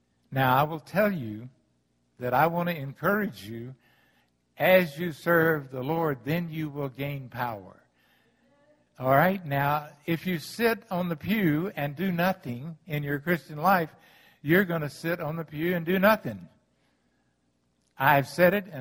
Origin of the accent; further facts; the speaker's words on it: the South, United States; I'm from the South